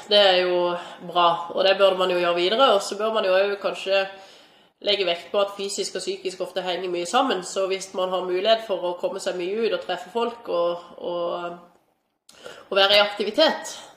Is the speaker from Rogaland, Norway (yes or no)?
yes; Stavanger, Rogaland, Norway; Jeg har sett, i hvert fall jeg kommer fra Stavanger, så lett å sammenligne med det, men der er det altså gratis å gå i svømmehallen for barn helt fram til de er tolv år, ikke sant.